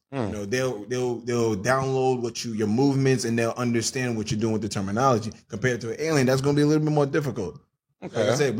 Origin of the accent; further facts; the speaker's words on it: New York, United States; I'm from New York.